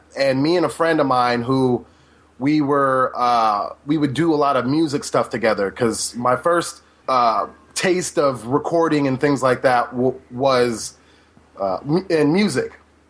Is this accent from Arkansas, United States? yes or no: no; Cleveland, Ohio, United States; I'm from Cleveland.